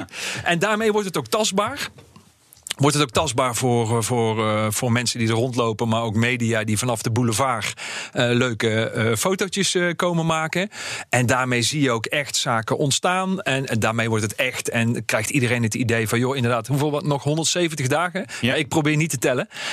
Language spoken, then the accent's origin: Dutch; North Brabant, Netherlands; moved away; ik ben Brabander